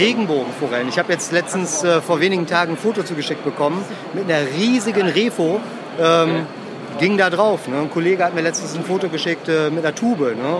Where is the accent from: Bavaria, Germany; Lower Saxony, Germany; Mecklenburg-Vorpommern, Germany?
Lower Saxony, Germany; Emsland; Ich bin im Emsland oder Ems aufgewachsen